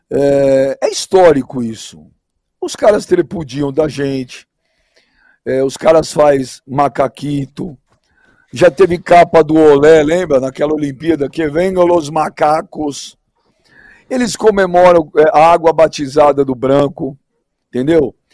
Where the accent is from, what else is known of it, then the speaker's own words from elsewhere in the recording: Brazil; sou brasileiro, Rica.